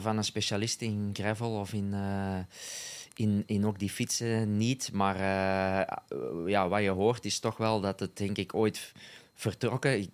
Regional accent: Flanders, Belgium

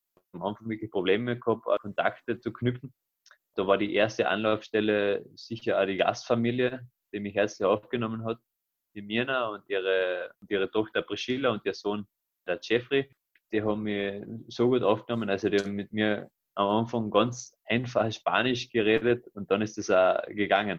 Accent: Carinthia, Austria; nach Villach, nach Kärnten in mein Heimatbundesland

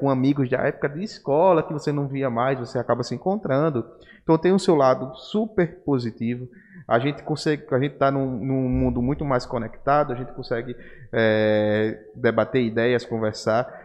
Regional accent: Arapiraca, Alagoas, Brazil; ah, eu sou de Arapiraca

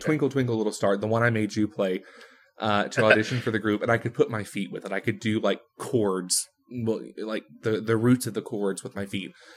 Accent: Texas, United States; moved away as an adult; now in Rochester, United States; I grew up in Texas. I lived about the first twenty-two and a half years of my life there

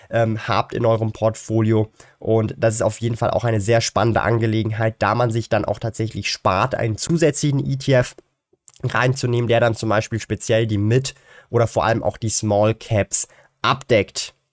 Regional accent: Switzerland

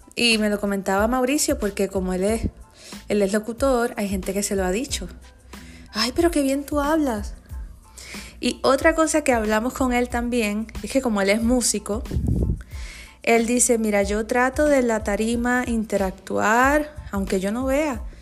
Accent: Puerto Rico; los que somos de Puerto Rico

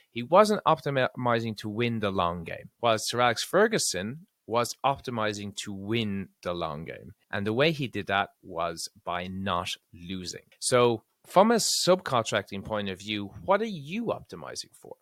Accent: Ireland; I'm from Ireland

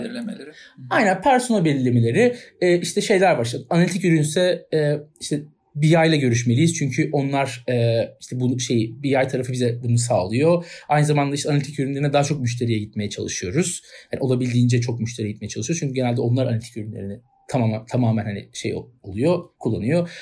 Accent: Istanbul, Turkey; Ben doğumuyla İstanbulluyum.

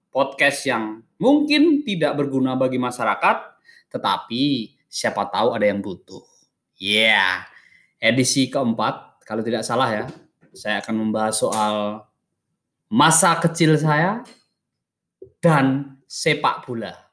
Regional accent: Purwantoro, Central Java, Indonesia; di kampung saya di lapangan Cetak Purwantoro Wonogiri itu tenggaranya Solo

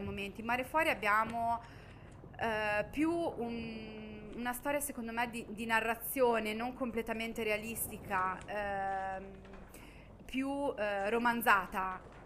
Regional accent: Southern Italy, Italy; lo dico da terrona

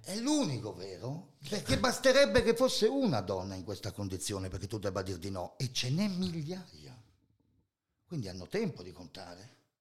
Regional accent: Friuli-Venezia Giulia, Italy; Sono friulano, terra di Loris Fortuna

